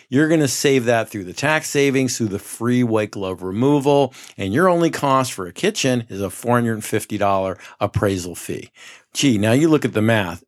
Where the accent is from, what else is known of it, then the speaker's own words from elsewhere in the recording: Poughkeepsie, New York, United States; moved away as an adult; also born or lived in Rhode Island / New Jersey; now in Scottsdale, United States; I grew up in the Mid-Hudson Valley in Poughkeepsie, New York